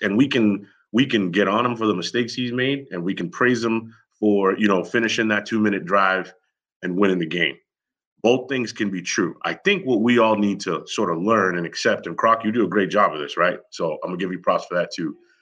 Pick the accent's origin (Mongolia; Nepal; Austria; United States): United States; Massachusetts; I'm from Massachusetts